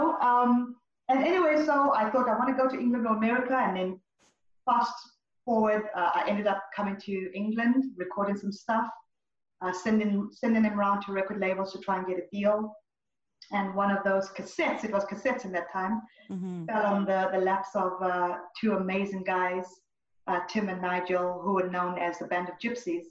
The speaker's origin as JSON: {"language": "English", "country": "Zimbabwe", "tie": "born or raised there", "also_born_or_lived": "Zambia", "moved": "as an adult", "said": "I was born in Zambia and grew up in Zimbabwe"}